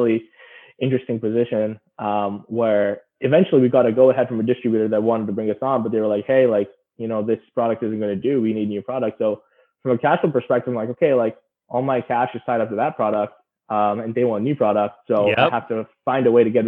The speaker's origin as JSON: {"language": "English", "region": "Dubai", "country": "United Arab Emirates", "tie": "born or raised there", "moved": "yes", "said": "I was born and raised in Dubai."}